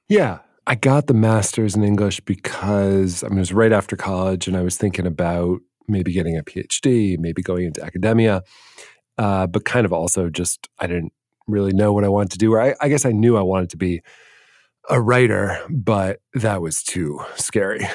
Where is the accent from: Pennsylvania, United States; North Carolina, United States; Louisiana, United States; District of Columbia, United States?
District of Columbia, United States; Washington; moved away as an adult; also born or lived in Los Angeles; I grew up in Washington, D C